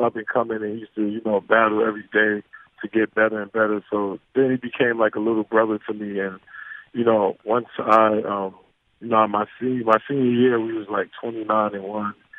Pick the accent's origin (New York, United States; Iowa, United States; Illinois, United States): New York, United States; growing up in New York